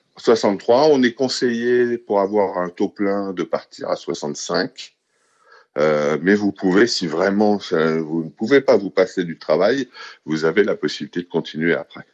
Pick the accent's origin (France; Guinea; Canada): France; Paris, Île-de-France; moved away as an adult; now in Stockholm, Sweden; C'est ma ville. J'y suis né, j'y ai grandi